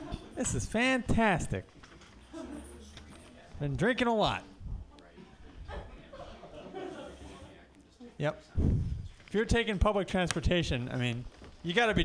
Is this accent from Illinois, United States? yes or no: yes; Chicago, Illinois, United States; I'm actually from Chicago.